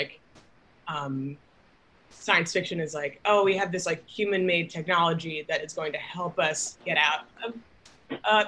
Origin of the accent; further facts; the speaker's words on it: New York City, New York, United States; I'm from Manhattan, lived there my whole life, like many generations going back